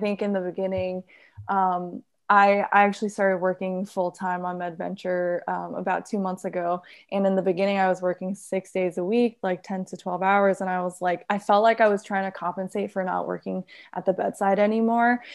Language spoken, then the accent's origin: English; New York, United States; I'm born and raised in New York.